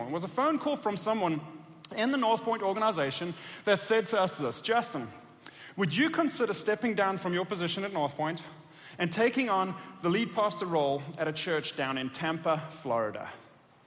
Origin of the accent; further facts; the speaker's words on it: South Africa; moved away as an adult; also born or lived in Atlanta, Georgia; I was born and raised in South Africa